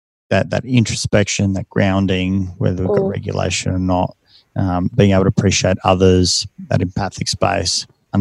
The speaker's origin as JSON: {"language": "English", "country": "Australia", "accent": "Ocker", "said": "I'm just as Aussie, just as Australian as every other, you know, man or woman out there. I've still got the, you know, the accent, and it's very thick when you go overseas. You know, it's like, oh, yeah, I've got the Ocker accent."}